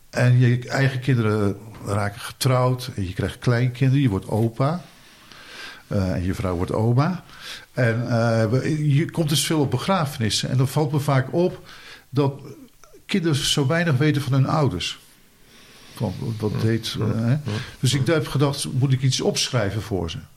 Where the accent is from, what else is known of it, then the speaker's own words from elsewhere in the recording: Boskoop, South Holland, Netherlands; ik ben dus opgegroeid eh, in Boskoop.